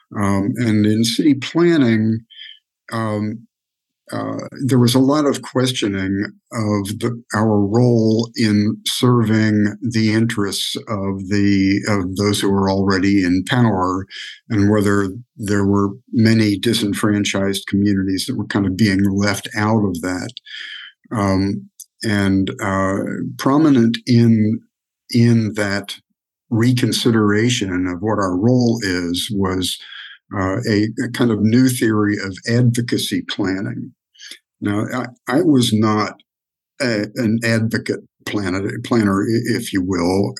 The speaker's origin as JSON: {"language": "English", "town": "Wheeling", "region": "West Virginia", "country": "United States", "tie": "born or raised there", "moved": "yes", "said": "I grew up in Wheeling, West Virginia"}